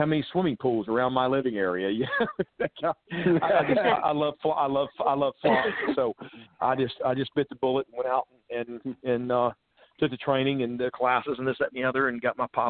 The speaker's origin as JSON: {"language": "English", "town": "Charlotte", "region": "North Carolina", "country": "United States", "tie": "born or raised there", "moved": "as an adult", "lives_now": "Nashville, United States", "said": "I'm originally from Charlotte, North Carolina, and that's where I grew up and was raised."}